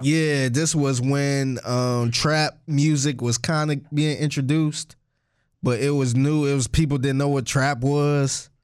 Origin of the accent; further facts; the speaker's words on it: Cleveland, Ohio, United States; I'm from Cleveland, too